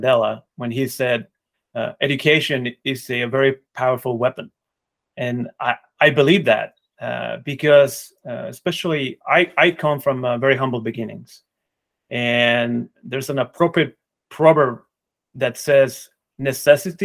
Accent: Mexico; I grew up in Mexico.

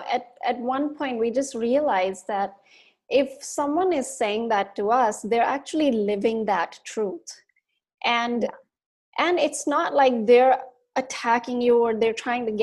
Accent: India; as Indian women

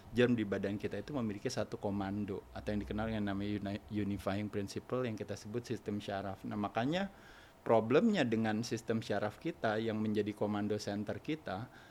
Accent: Jakarta, Indonesia; moved away as an adult; also born or lived in Bali / Dalung; now in Bandung, Indonesia; saya lahir di Jakarta. Lahir di Jakarta? Di Jakarta sampai tua, setelah tua tinggal di Bandung

